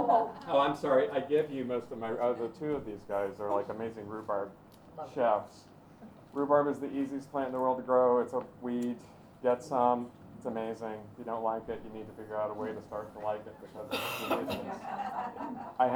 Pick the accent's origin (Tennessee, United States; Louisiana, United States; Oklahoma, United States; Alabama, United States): Tennessee, United States; Knoxville; moved away; I was raised in Tennessee